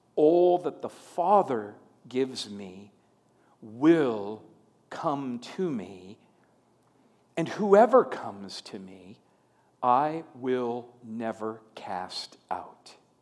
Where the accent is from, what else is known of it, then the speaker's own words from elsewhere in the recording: Long Prairie, Minnesota, United States; moved away as an adult; my, my hometown, where I uh, lived the first 18 years of my life, is Long Prairie, Minnesota